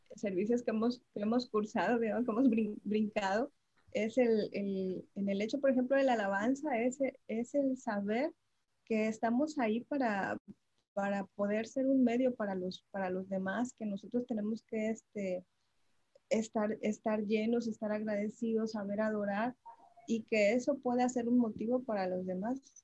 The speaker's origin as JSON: {"language": "Spanish", "town": "Tapachula", "region": "Chiapas", "country": "Mexico", "tie": "born or raised there", "said": "somos originarios de Tapachula, Chiapas"}